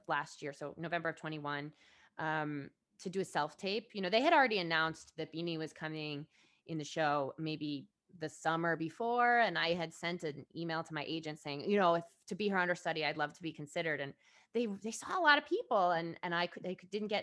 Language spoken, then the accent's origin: English; Fairfield, Connecticut, United States; I grew up in Fairfield